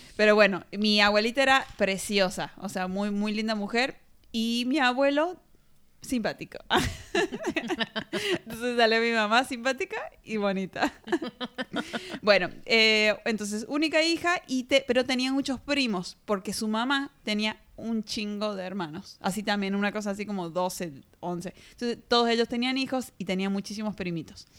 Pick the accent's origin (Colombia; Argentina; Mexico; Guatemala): Argentina; de Argentina.